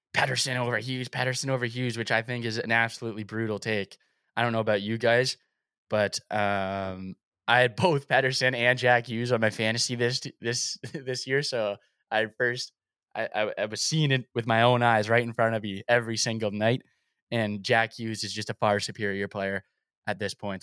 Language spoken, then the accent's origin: English; Toronto, Ontario, Canada; I was born in Scarborough, so it's kinda like where I grew up